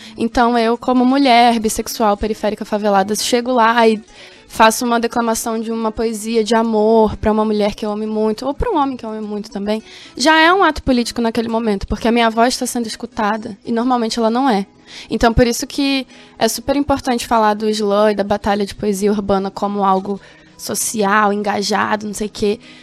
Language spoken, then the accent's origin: Portuguese; Rio de Janeiro, Brazil; first language Portuguese; moved away as an adult; also born or lived in Jardim, Mato Grosso do Sul; now in Campo Grande, Brazil; Eu sou lá do Rio de Janeiro, da Cidade de Deus